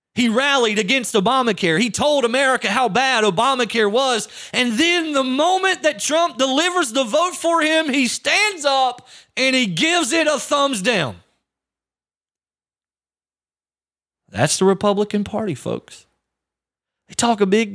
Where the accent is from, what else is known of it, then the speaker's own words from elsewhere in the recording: United States; As an American veteran, someone who fought for this country